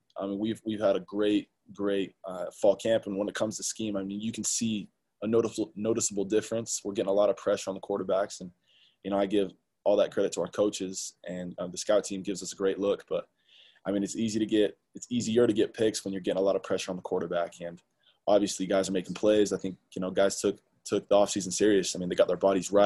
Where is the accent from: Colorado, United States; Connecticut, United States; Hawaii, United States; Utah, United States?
Utah, United States; Salt Lake City; I'm from Salt Lake. I went to Olympus High School